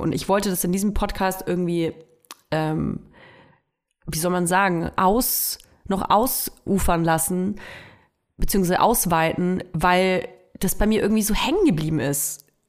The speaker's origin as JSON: {"language": "German", "town": "Nuremberg", "region": "Bavaria", "country": "Germany", "tie": "born or raised there", "moved": "yes", "said": "Ich komme ja aus Nürnberg und ich höre auch total gerne Nürnberger Radiosender. Ähm, ich, mein Lieblingsradiosender früher als Kind war N1 natürlich"}